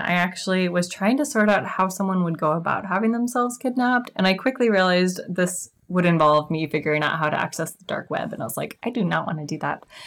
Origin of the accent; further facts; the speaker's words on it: Kansas City, United States; now in Puget Sound area, United States; I'm originally from Kansas City